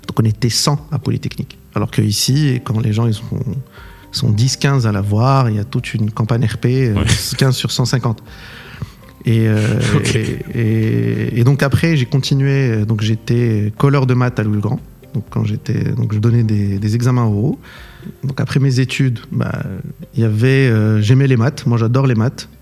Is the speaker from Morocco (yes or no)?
yes; Casablanca, Casablanca-Settat, Morocco; moved away as an adult; also born or lived in Paris; j'ai eu mon bac au Maroc, bac marocain sciences maths. ici, pas loin à Casablanca, dans le public